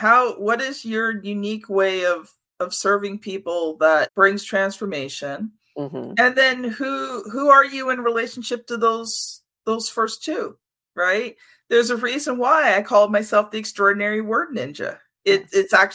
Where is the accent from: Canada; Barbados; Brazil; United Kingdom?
Canada; as a Canadian